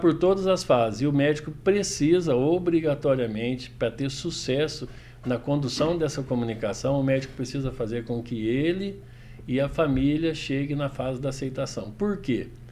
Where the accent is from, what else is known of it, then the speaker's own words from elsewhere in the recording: Itajubá, Minas Gerais, Brazil; accent: mineiro; esse é meu sotaque, né, Douglas? Essa é minha língua. Bom, eu sou mineiro de Itajubá, Minas Gerais